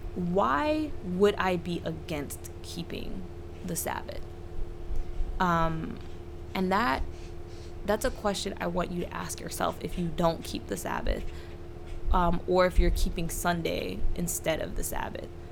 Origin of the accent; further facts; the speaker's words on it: South Carolina, United States; I grew up in South Carolina where they have blue laws